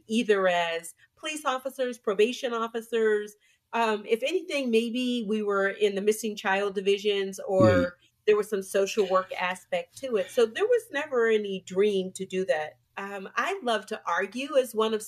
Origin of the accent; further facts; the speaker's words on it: Pittsburgh, Pennsylvania, United States; moved away; I'm originally from Pittsburgh, and I rep my 412, as I say all the time, hard. Believe in my city that I am from. And, you know, grew up with, like most, you know, Black folks in the 60s, you know, grew up in the inner city